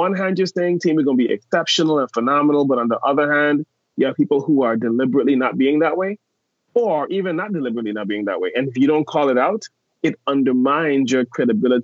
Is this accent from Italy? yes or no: no; U.S. Virgin Islands; I am from St. Thomas in the U.S. Virgin Islands.